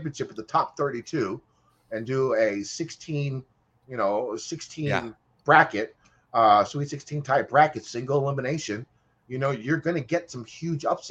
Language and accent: English; United States; I am an American.